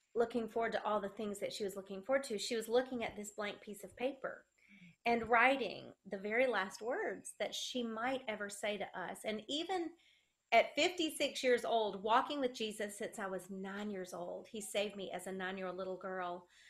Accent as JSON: {"language": "English", "region": "South Carolina", "country": "United States", "accent": "country"}